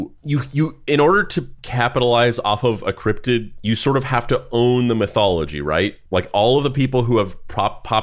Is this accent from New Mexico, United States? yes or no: yes; Dexter, New Mexico, United States; now in New York, United States; I was also from New Mexico growing up, and I moved to New York instead of California.